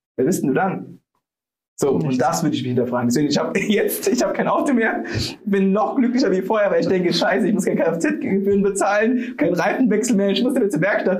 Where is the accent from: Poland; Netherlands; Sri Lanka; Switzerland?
Sri Lanka; now in Germany; ich bin aus Sri Lanka